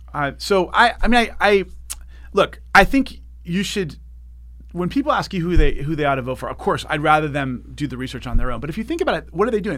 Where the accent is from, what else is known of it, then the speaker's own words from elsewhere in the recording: Santa Monica, California, United States; i grew up here in Santa Monica and served on the school board here